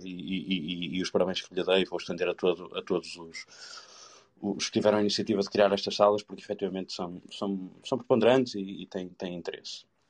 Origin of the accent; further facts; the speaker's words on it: the North, Norte, Portugal; Eu não sou de Lisboa, não tenho nada a ver com Lisboa, sou de cá do Norte